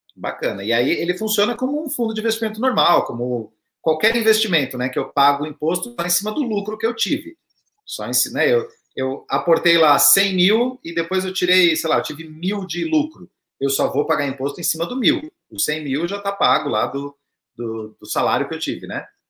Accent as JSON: {"language": "Portuguese", "region": "southern Santa Catarina", "country": "Brazil", "said": "eu sou lá do sul de Santa Catarina"}